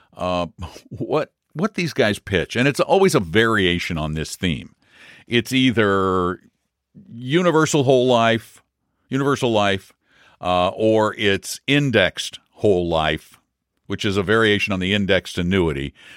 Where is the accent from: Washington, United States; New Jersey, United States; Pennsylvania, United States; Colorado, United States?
Colorado, United States; Colorado Springs; moved away as an adult; Colorado Springs. Not the place where I was born, but I call it my hometown because I grew up there from junior high through high school through much of my adult life